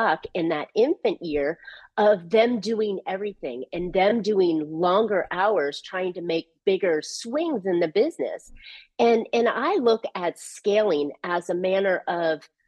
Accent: California, United States; I'm from California

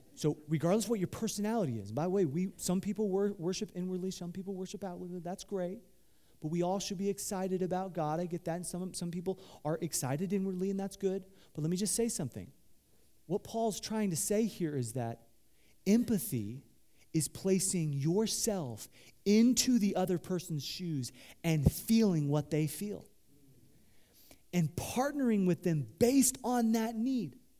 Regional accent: Midwest, United States; I grew up in the Midwest

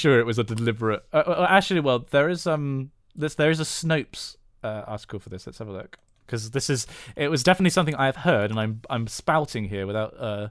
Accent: Bridgnorth, West Midlands, United Kingdom; also born or lived in Western Australia; I'm from Bridge North too, via Western Australia.

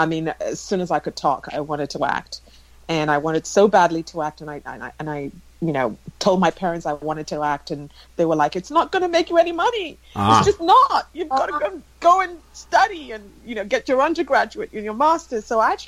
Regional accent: England, United Kingdom; But I basically did a lot of my growing up in England and all my education, my undergraduate, my master's, and worked for a little bit after university as well.

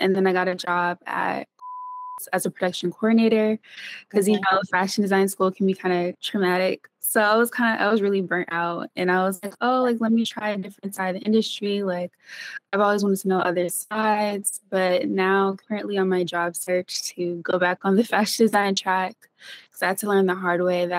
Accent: Philadelphia, Pennsylvania, United States; born there; I was born in Philadelphia, but I wasn't raised there. I moved around a lot.

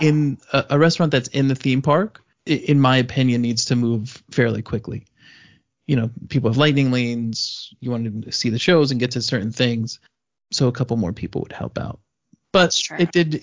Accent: New York, United States; I'm Italian from New York

